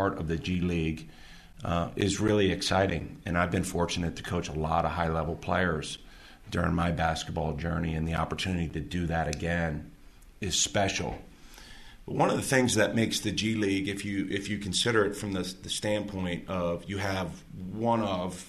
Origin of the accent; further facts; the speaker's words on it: Baltimore, Maryland, United States; moved away as an adult; also born or lived in Milwaukee, Wisconsin; now in Park City, United States; as a 16-year-old growing up outside Baltimore City